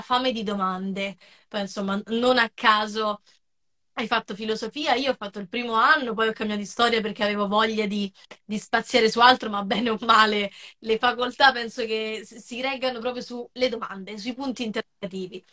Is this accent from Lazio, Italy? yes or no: yes; Rieti, Lazio, Italy; now in Rome, Italy; vivo a Roma, ma non sono originaria eh, di Roma, sono originaria della Sabina